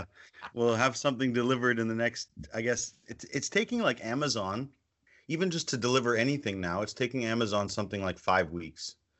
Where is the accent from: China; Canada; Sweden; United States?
Canada; We have a strong kinship, you know, me being a Canadian Jew and them being Mexicans living in the States, living in Mexico.